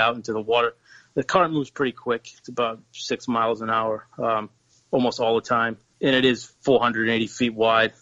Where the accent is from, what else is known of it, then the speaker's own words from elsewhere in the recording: Rhode Island, United States; moved away as an adult; now in Massachusetts, United States; I grew up in Rhode Island, moved to Massachusetts about 10 years ago